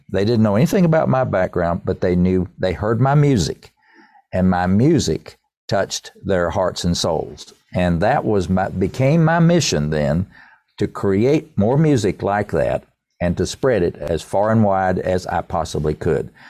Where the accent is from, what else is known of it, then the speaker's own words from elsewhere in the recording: Erwin, Tennessee, United States; I'm from East Tennessee.